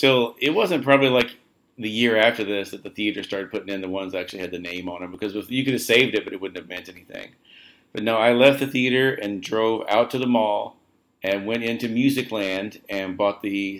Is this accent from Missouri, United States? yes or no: yes; Joplin, Missouri, United States; At the mall I grew up at in Joplin